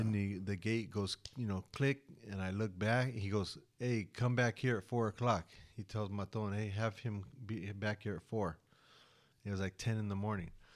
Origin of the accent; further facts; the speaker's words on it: United States; I'm American